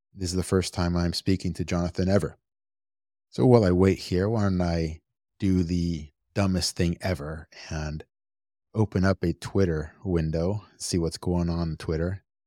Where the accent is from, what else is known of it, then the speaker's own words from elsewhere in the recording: United States; I was born and raised here in the United States